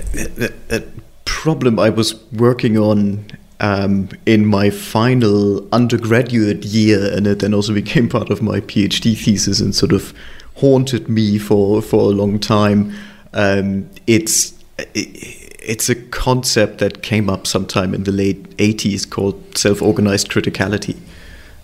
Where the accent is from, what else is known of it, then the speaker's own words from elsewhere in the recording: Hamburg, Germany; moved away as an adult; also born or lived in Los Alamos; now in London, United Kingdom; I was born in Hamburg and I grew up there and moved to London eventually